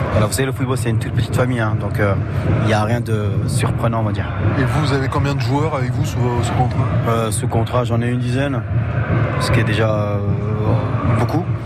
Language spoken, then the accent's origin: French; France; moi je suis français